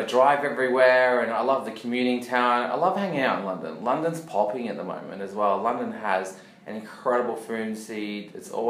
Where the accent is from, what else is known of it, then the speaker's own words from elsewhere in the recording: Australia; See, we're Australian.